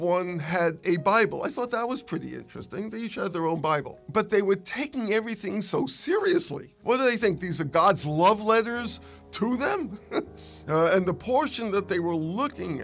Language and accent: English; New York City, New York, United States; I grew up in New York City, so you'll pardon me, I'm still learning English.